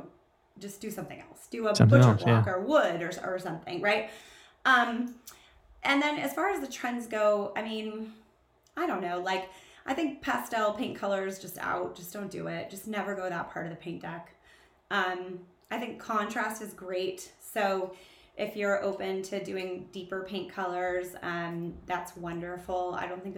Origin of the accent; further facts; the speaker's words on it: Southern California, United States; I grew up in Southern California. I am a beach girl